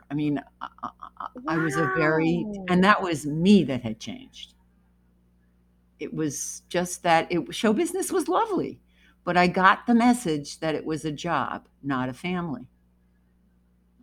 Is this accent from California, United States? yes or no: no; New Jersey, United States; I grew up in New Jersey and we were an hour away from the city